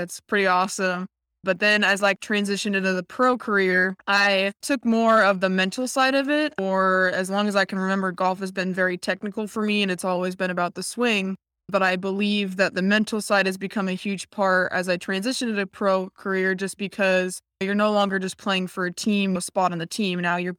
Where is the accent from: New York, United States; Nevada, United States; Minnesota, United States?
Nevada, United States; Reno; moved away as an adult; also born or lived in Colorado / Arizona; now in Dallas, United States; I grew up in Reno, Nevada.